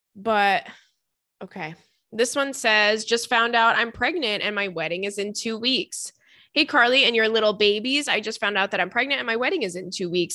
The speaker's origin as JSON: {"language": "English", "area": "Long Island", "region": "New York", "country": "United States", "tie": "born or raised there", "said": "the Target in my hometown is really good"}